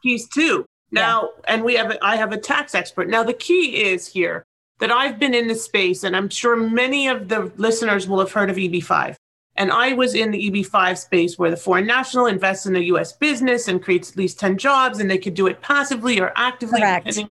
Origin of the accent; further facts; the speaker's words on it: Toronto, Ontario, Canada; moved away as an adult; also born or lived in Israel; now in Florida, United States; be in Toronto, my hometown, be in Israel, my homeland, be in Florida, where my home is